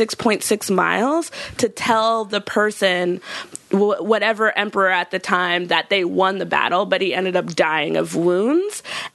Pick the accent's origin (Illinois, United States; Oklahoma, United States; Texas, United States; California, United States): California, United States; Los Angeles; I've grown up in California my whole life.